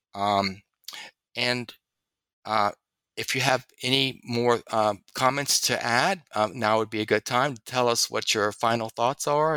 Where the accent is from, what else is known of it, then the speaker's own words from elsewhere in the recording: Louisiana, United States; I'm from Louisiana.